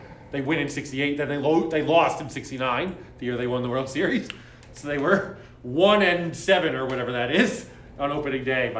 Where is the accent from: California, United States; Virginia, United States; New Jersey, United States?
New Jersey, United States; Bogota; also born or lived in Springfield, Massachusetts; my hometown of Pagoda, New Jersey